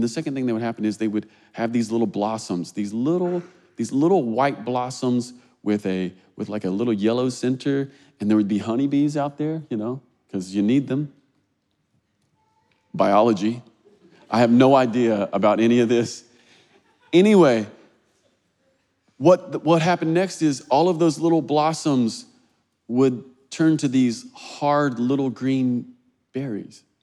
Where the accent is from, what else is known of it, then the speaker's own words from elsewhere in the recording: Kentucky, United States; So, I grew up in Kentucky. Kentucky's rural, it's like, it's like horse farms and agriculture. And when I was a kid, I grew up on a strawberry farm.